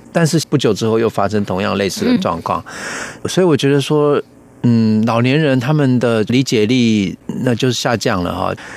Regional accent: Taiwan; 以我们台湾人的这个观念上

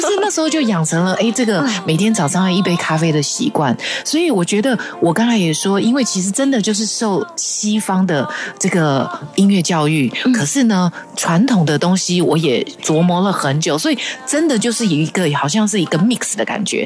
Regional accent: Taiwan; first language Hakka; 我们自己台湾

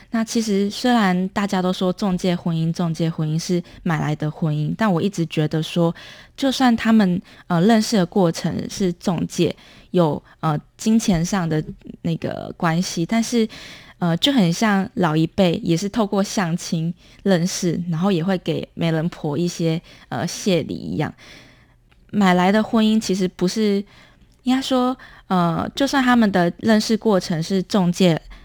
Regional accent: Lukang, Changhua County, Taiwan; 我是彰化鹿港人，那我的妈妈是来自越南胡志明市

